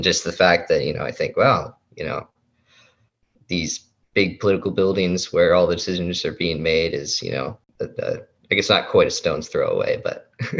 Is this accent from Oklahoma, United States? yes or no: no; Saint Paul, Minnesota, United States; moved away as an adult; also born or lived in North Dakota; now in Washington, D.C., United States; I'm from St. Paul, Minnesota, born and raised.